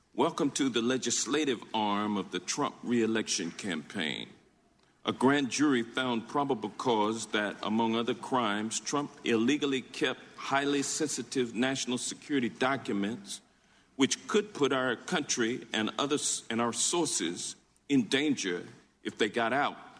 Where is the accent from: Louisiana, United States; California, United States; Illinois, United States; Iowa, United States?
Louisiana, United States; my home state of Louisiana